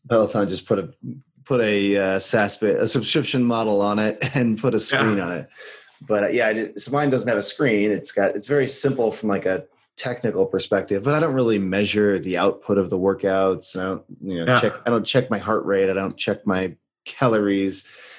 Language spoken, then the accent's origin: English; United States; also born or lived in Brazil; Americans don't tend to learn languages when we're little